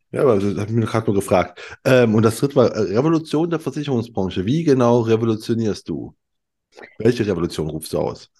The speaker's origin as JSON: {"language": "German", "region": "eastern Germany", "country": "Germany", "also_born_or_lived": "Cologne", "moved": "yes", "said": "ich komme aus dem, aus dem Osten"}